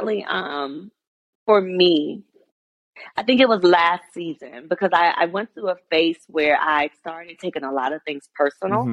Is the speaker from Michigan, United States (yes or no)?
yes; Detroit, Michigan, United States; I was from Detroit